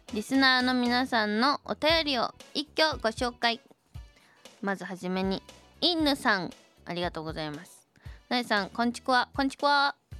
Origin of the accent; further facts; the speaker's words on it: Gotemba, Shizuoka, Japan; 御殿場出身